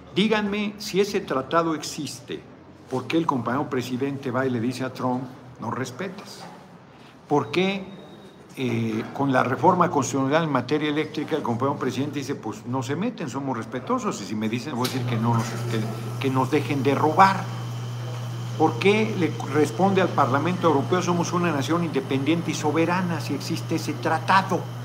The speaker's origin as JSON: {"language": "Spanish", "country": "Mexico", "said": "como mexicano"}